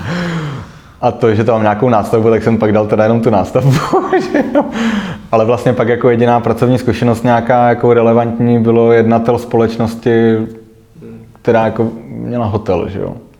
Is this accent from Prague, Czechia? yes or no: yes; Prague, Czechia; jsem nastoupil jako Pražák